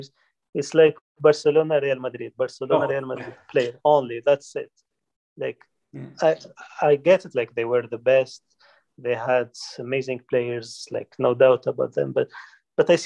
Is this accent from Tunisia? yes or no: yes; Tunisia; I'm from Tunisia, you know, the Arab